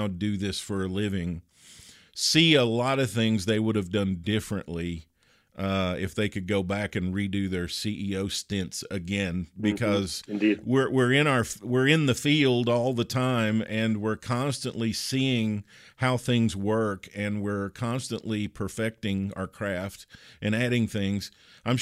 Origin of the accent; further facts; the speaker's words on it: Kentucky, United States; moved away as an adult; I grew up in Kentucky. I lived there the first 30 years of my life, so I'm a Kentucky basketball person.